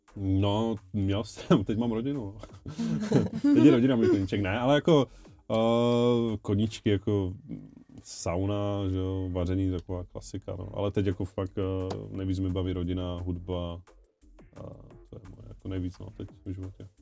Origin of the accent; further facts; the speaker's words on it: Ostrava, Moravian-Silesian Region, Czechia; now in Havířov, Czech Republic; pocházím z Ostravy, ale bydlím teď v Havířově